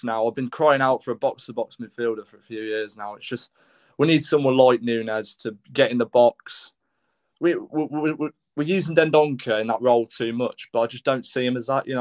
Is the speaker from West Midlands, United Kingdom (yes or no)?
yes; Leamington Spa, West Midlands, United Kingdom; I'm from Leamington Spa, Whitnash, Warwickshire